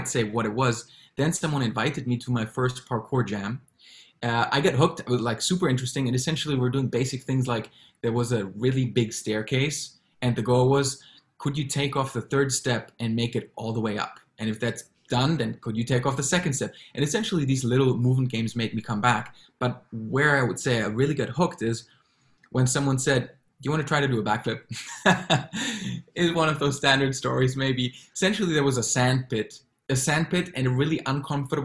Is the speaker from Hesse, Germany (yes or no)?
yes; Frankfurt, Hesse, Germany; moved away as an adult; also born or lived in Berlin / Singapore; now in Hong Kong; having grown up in Germany, I always felt drawn to be somewhere else but my hometown, which is Frankfurt